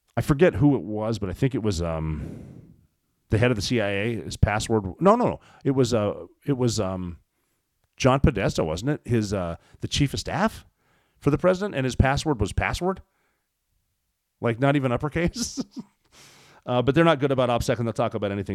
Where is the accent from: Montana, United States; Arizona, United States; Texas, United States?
Montana, United States; my home state of Montana